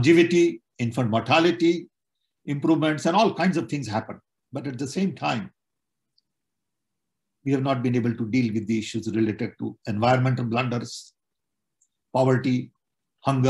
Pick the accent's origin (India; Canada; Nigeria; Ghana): India; now in Chicago, United States; I was born in British Raj.